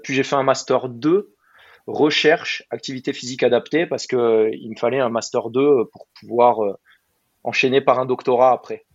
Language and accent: French; Burgundy, Bourgogne-Franche-Comté, France; moved away as an adult; also born or lived in Dijon; now in Marcoussis, France; Je suis né en Bourgogne, j'ai grandi en Bourgogne, en pleine campagne